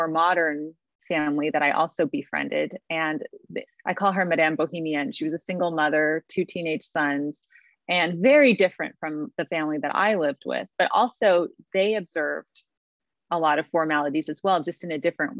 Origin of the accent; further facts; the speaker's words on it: California, United States; I grew up in California